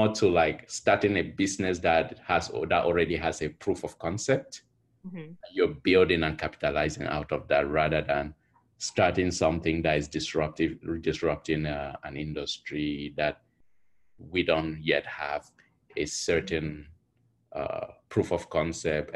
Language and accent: English; Cameroon; born or raised there; also born or lived in Houston; now in United States